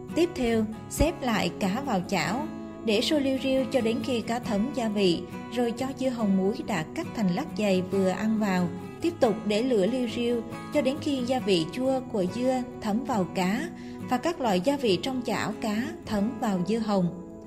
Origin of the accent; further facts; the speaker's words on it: Bình Định, Vietnam; Ở Bình Định quê tôi